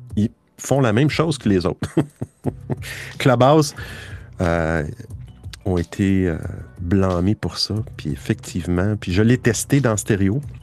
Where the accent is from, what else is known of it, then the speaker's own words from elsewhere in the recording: Quebec, Canada; moi je suis du Québec